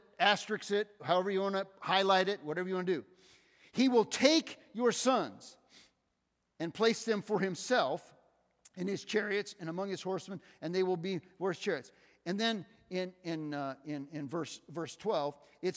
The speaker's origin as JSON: {"language": "English", "country": "United States", "tie": "born or raised there", "said": "I grew up in America"}